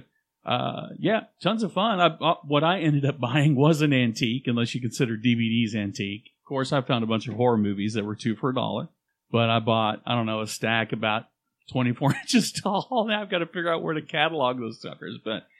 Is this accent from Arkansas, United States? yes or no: no; Louisiana, United States; accent: Cajun; Cajun. We're Cajun.